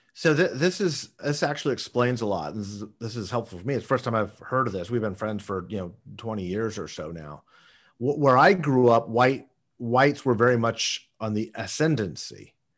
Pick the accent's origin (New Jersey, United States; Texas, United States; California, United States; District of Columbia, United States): California, United States; Southern; also born or lived in Washington, D.C.; we grew up in Southern California